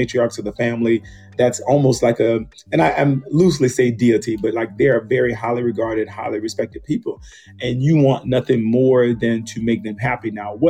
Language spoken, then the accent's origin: English; the South, United States; you know, I'm from the South, you know, Southern Baptist reared. So you'd be like, ooh, I'm a Christian.